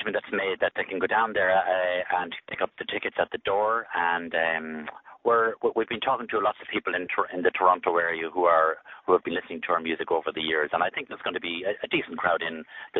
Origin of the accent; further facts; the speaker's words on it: Sligo, Connacht, Ireland; also born or lived in County Offaly; But very early on, I moved to Sligo, and I grew up in Sligo.